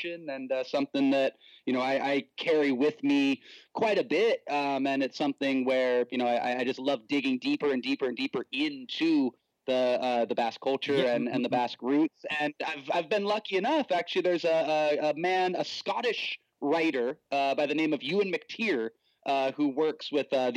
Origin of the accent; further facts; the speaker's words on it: Watsonville, California, United States; now in San Diego, United States; I come from a very strong Mexican American cultural background in my hometown of Watsonville